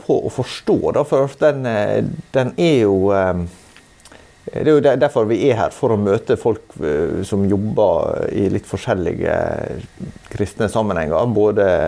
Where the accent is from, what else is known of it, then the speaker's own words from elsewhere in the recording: Sunnmøre, Møre og Romsdal, Norway; jeg som sunnmøring syns at, at, selve topografien er jo litt, litt mer sånn avdempa og, og, mindre dramatisk da, enn det jeg er vant med i mine omgivelser